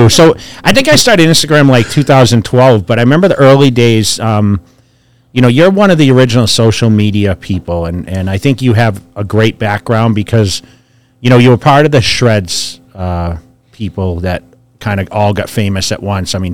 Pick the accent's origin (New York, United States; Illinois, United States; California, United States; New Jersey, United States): California, United States; Orange County; now in Las Vegas, United States; and I came from Orange County actually before I moved to Vegas. So I kind of know the the area a bit.